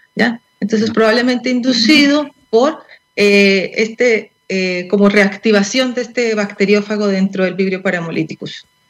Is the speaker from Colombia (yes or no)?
yes; Colombia; now in Chile; yo soy colombiana y en Colombia